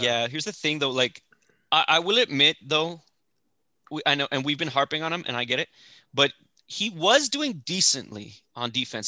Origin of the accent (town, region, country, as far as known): El Paso, Texas, United States; born or raised there; moved away; also born or lived in Fort Worth, Texas